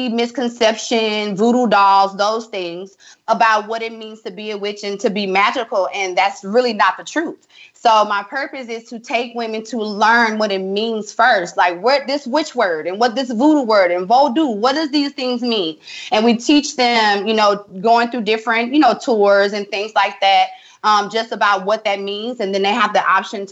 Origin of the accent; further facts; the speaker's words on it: Tallulah, Louisiana, United States; moved away; I'm from Tallulah, Louisiana.